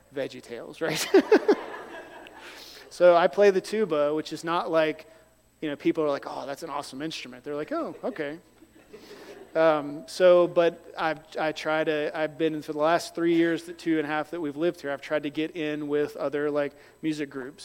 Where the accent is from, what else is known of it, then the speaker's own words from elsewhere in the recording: North Carolina, United States; moved away; also born or lived in Liberia; I grew up in North Carolina